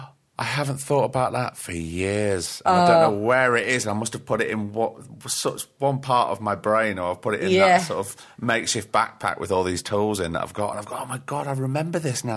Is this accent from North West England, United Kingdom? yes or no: yes; Blackpool, North West England, United Kingdom; moved away as an adult; also born or lived in London; I was just on the cusp of 18 when I moved from Blackpool